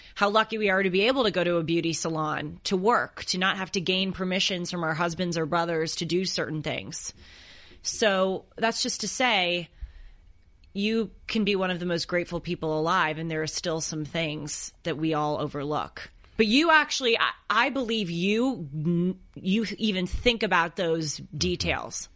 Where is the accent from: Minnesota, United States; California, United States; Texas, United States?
California, United States; Los Angeles; I grew up here in Los Angeles and my parents lived close to the water.